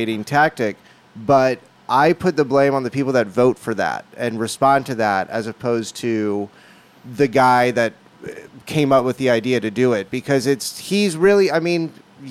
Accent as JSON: {"language": "English", "town": "Orange Park", "region": "Florida", "country": "United States", "tie": "born or raised there", "also_born_or_lived": "Texas", "said": "I grew up right outside Jackson, this town called Orange Park. And I was born in Texas, moved but grew up mainly in Northeast Florida."}